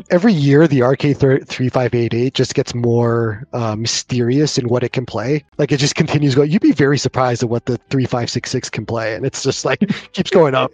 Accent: Canada; accent: Canadian

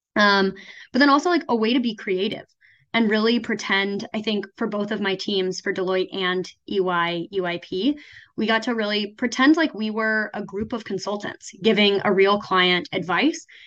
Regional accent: a small town in Oklahoma, United States; also born or lived in New York; now in Ann Arbor, United States; I am originally from a small town in Oklahoma

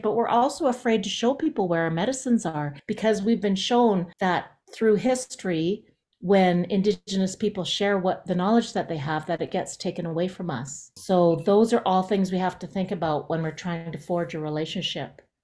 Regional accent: Jasper, Alberta, Canada; I'm from Jasper

